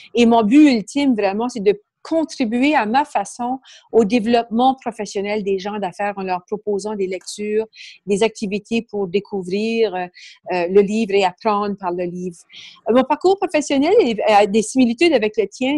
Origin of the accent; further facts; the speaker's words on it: Canada; accent: Acadian; moved away as an adult; now in Quebec, Canada; pour les curieux qui vont peut-être remarquer mon accent, je suis d'origine acadienne.